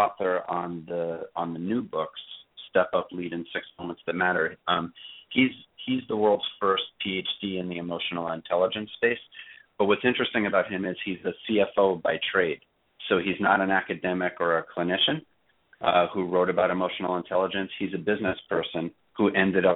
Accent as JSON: {"language": "English", "town": "New York City", "region": "New York", "country": "United States", "tie": "born or raised there", "said": "I was raised in Brooklyn"}